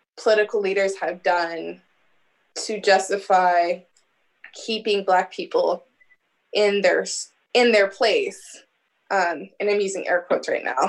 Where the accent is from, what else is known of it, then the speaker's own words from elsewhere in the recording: Omaha, Nebraska, United States; also born or lived in Bellevue, Nebraska; I grew up in North Omaha.